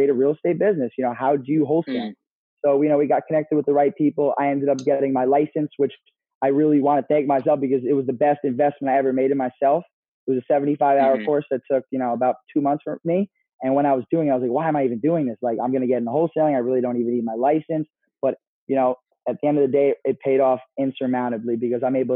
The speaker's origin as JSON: {"language": "English", "area": "Hudson Valley", "region": "New York", "country": "United States", "said": "We're from the Hudson Valley area."}